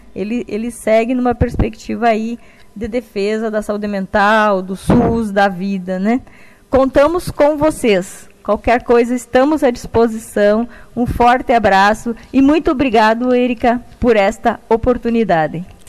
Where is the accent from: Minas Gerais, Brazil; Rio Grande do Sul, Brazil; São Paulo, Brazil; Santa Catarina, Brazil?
Rio Grande do Sul, Brazil; also born or lived in Pelotas; eu sou do Rio Grande do Sul, estou atualmente em Pelotas